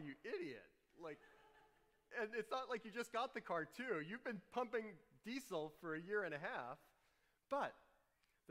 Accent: New Orleans, Louisiana, United States; Growing up in New Orleans, all those humid summers, no air conditioning.

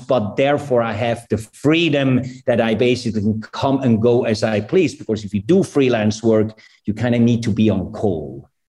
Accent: Switzerland; moved away as an adult; also born or lived in New York, United States / Los Angeles, United States; I was born in New York. I grew up in Switzerland.

